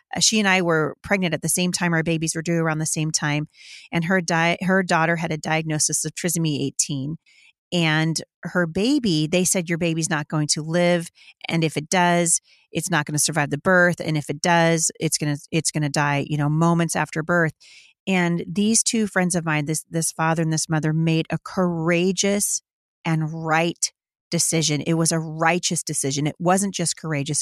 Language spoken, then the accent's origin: English; Battle Ground, Washington, United States; my hometown here in Battleground, Washington